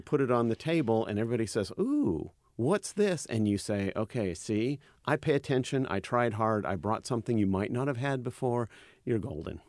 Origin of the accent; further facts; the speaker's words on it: Napa Valley, California, United States; I teach wine, and I'm, I'm from the Napa Valley.